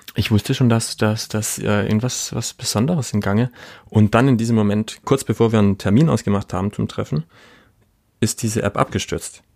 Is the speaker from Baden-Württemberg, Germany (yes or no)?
yes; Black Forest, Baden-Württemberg, Germany; ich komme aus Süddeutschland, hier aus dem Schwarzwald